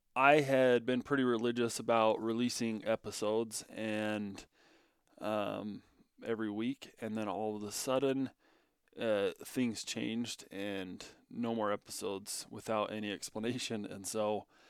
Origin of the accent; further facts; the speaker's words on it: Bunkerville, Nevada, United States; moved away as an adult; now in Powell, Wyoming, United States; moved from southern Nevada, down in my hometown, Bunkerville, Nevada, all the way up to uh, Cody, Wyoming.